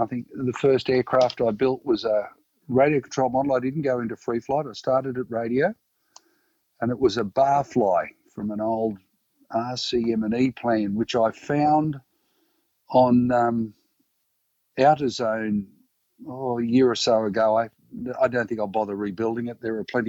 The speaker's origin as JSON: {"language": "English", "town": "Coffs Harbour", "region": "New South Wales", "country": "Australia", "tie": "born or raised there", "said": "I grew up in Coffs Harbour."}